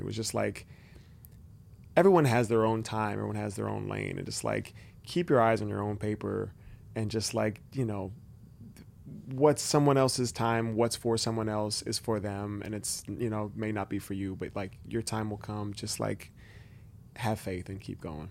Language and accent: English; Benicia, California, United States; also born or lived in Vallejo; growing up in Benicia